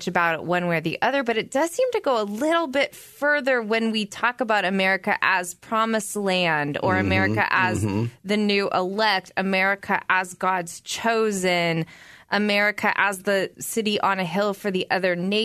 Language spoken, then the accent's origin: English; United States; us as American Christians